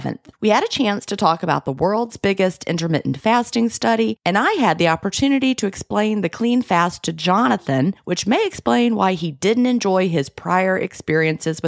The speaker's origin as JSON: {"language": "English", "country": "United States", "said": "I'm an American"}